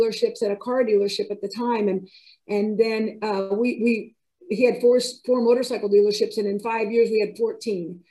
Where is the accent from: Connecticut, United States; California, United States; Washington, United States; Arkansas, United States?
California, United States; moved away as an adult; also born or lived in Ohio; I relocated from California to Ohio, where his dealership was. And, you know, darn it, if I didn't have to start all over again, I had just spent all those years earning the respect as a competent dealer in my hometown